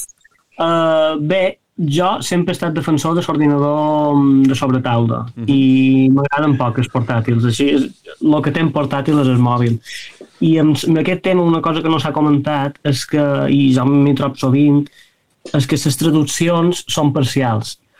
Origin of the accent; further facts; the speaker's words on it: Palma, Balearic Islands, Spain; som de Palma, Les Meravelles és un barri de Palma